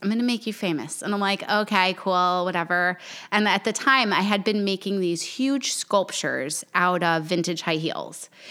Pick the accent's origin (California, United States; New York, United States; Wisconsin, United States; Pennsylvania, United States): New York, United States; moved away as an adult; also born or lived in Miami; now in South Carolina, United States; I grew up in New York